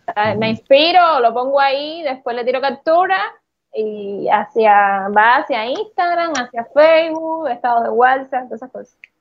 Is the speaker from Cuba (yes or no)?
yes; Cuba; como buen cubano